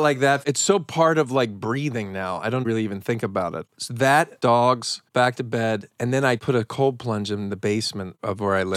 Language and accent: English; Philadelphia, Pennsylvania, United States; I'm from Philly